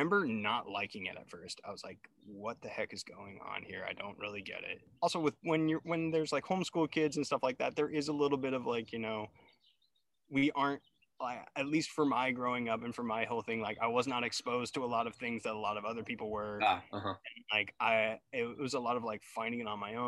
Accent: Davis, California, United States; Growing up in Davis in the 90s and like early 2000s

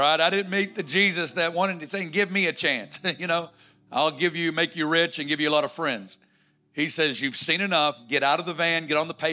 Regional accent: Northwest Arkansas, United States; I'm from Northwest Arkansas

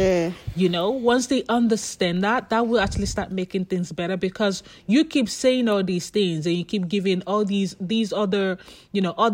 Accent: Nigeria; I'm Nigerian.

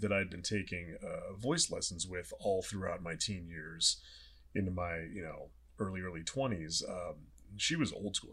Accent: Southern California, United States; now in Los Angeles, United States; I'm from Southern California

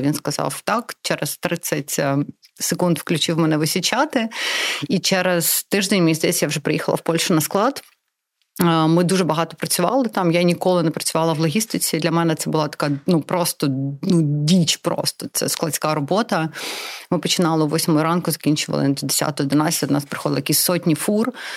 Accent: Crimea, Ukraine; first language Russian; Ukrainian is a second language; moved away; also born or lived in Donetsk, Ukraine; я народилася в Донецьку. Я виросла в Криму

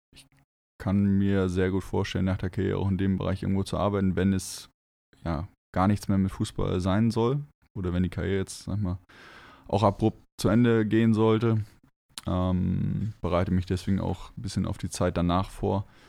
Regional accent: Northern Germany, Germany; moved away; ich bin gebürtig im Norden geboren. Ich bin nicht mit Bergen aufgewachsen

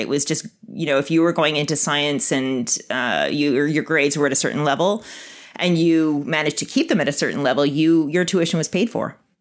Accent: Winnipeg, Manitoba, Canada; moved away as an adult; I grew up in Winnipeg

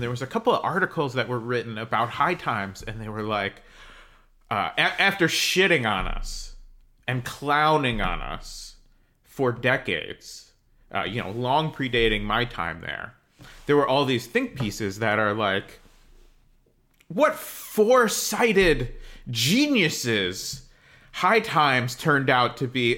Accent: New Jersey, United States; I grew up in New Jersey

